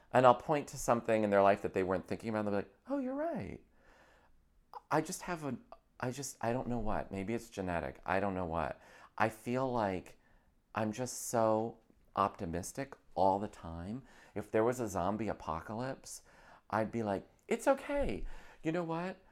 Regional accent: Scotia, New York, United States; moved away as an adult; also born or lived in Akron, Ohio / Boston; now in Los Angeles, United States; I was from upstate New York

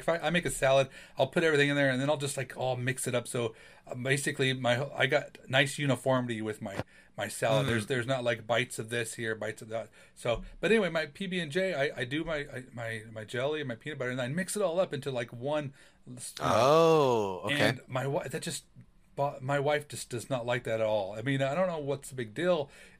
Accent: California, United States; my loyalty and my teams are a little bit odd because I was raised in California.

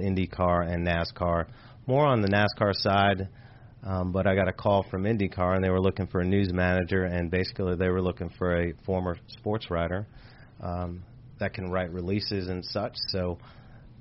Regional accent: New York, United States; moved away; also born or lived in New England / Cocoa Beach, Florida; I grew up in New York

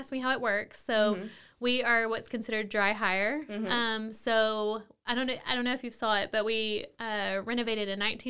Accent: Mexia, Texas, United States; So I'm from outside of Waco, So I am, I guess, a Waco native.

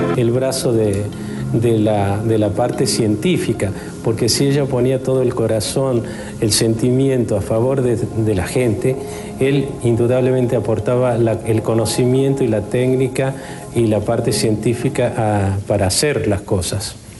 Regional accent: Argentina; como argentino

